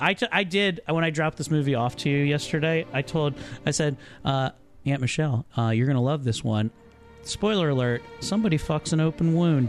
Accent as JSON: {"language": "English", "area": "Carroll County", "region": "Maryland", "country": "United States", "tie": "born or raised there", "moved": "yes", "said": "I'm going to try to come up to that Carroll Arts Center. That's in my hometown"}